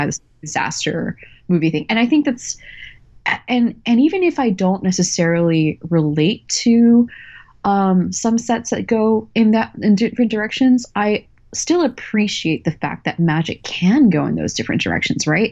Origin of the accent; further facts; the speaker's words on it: Texas, United States; I grew up in Texas